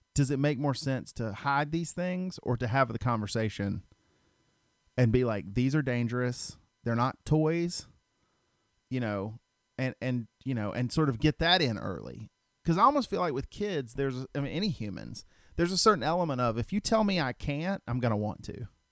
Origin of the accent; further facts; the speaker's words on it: Stone Mountain, Georgia, United States; I grew up in Stone Mountain